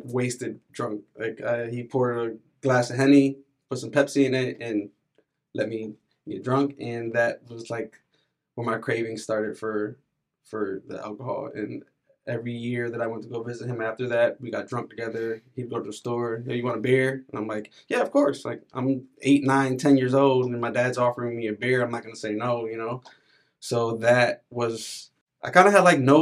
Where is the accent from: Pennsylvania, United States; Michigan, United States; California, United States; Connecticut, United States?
Connecticut, United States; New Britain; I was born in New Britain, in New Britain General Hospital.